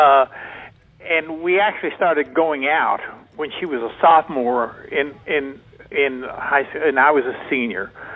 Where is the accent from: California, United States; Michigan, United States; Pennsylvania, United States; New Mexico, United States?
New Mexico, United States; Portales; I grew up in Portales, New Mexico, which is 19 miles south of there.